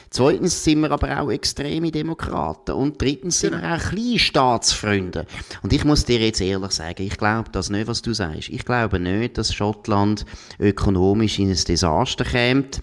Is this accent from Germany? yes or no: no; Switzerland; Also ich finde wirklich, dass wir da als Schweizer sollten sie jetzt beraten, was